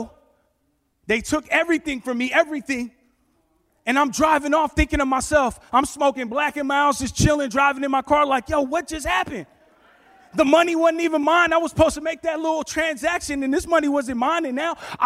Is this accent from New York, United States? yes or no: yes; New York, United States; now in California, United States; I'm originally from New York, born in Manhattan, raised in the Bronx. We came out to California